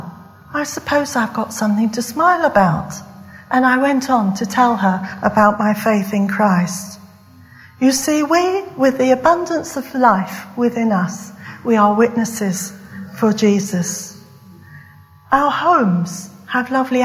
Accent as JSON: {"language": "English", "area": "West Country", "region": "South West England", "country": "United Kingdom", "moved": "yes", "said": "I come from the West Country. And the West Country, for students, it's right down south in England."}